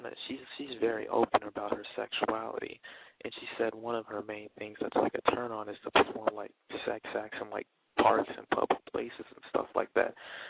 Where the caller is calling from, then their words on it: Chicago, Illinois, United States; I'm calling from Chicago